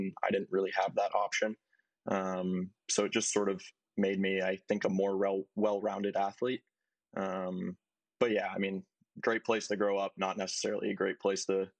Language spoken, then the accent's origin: English; Maine, United States; Yeah, basically I would hang the clubs up for the winter and play hockey.